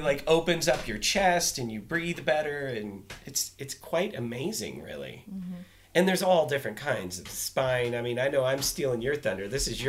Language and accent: English; Midwest, United States; now in Colorado, United States; Yeah, we're both from the Midwest